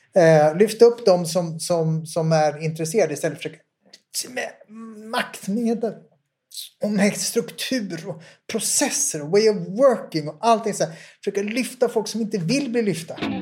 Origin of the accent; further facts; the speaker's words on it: Sweden; Jag kommer från Sverige.